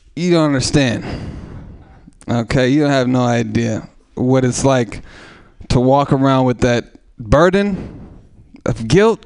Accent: Oakland, California, United States; I'm from East Oakland.

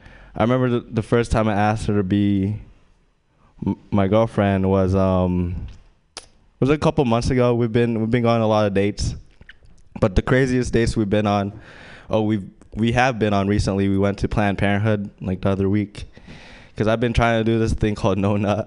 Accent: Louisiana, United States; I'm Asian, and I grew up in Louisiana for quite a bit, for like 3 years. My dad was in the military

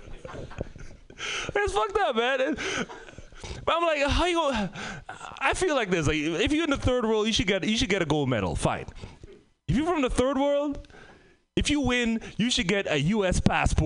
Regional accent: Trinidad & Tobago; moved away; also born or lived in Bay Area, California / Oakland; I'm from the Caribbean, Trinidad and Tobago

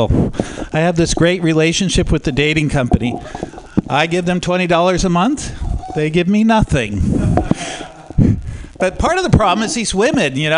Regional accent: Oakland, California, United States; I am from Oakland

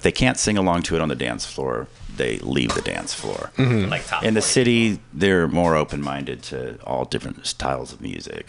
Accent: Roseville, California, United States; moved away as an adult; now in San Francisco Bay Area, United States; I grew up in Roseville, California, by Sacramento.

